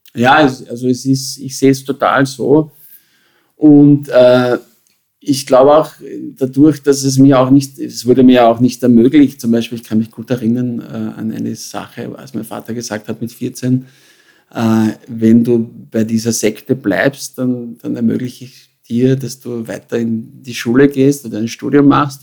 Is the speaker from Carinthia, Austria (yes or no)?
yes; Carinthia, Austria; moved away as an adult; ich bin geboren in, worden in Kärnten, hineingeboren in eine schwierige Familienkonstellation